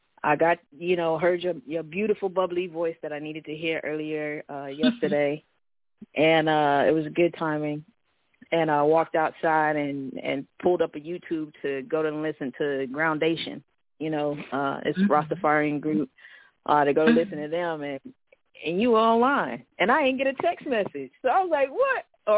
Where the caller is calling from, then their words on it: Vancouver, Washington, United States; Yeah, I'm calling from Vancouver, Washington, Portland, Oregon. It's just a little bridge that keeps me away, but I work in Portland, you know, live in Vancouver